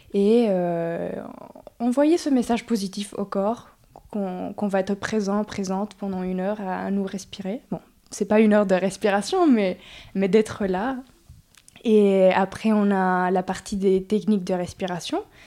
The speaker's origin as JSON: {"language": "French", "country": "Mexico", "tie": "born or raised there", "also_born_or_lived": "France / Oaxaca / Mexico City", "moved": "as an adult", "lives_now": "Montpellier, France", "said": "Mes parents ont parti au Mexique pour le travail, donc j'ai grandi à la ville de Mexico mais aussi à Oaxaca"}